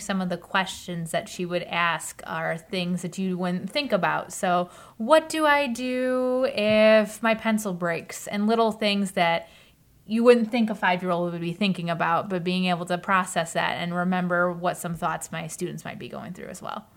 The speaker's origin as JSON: {"language": "English", "country": "United States", "tie": "born or raised there", "said": "I grew up in the Kinnikinick School District"}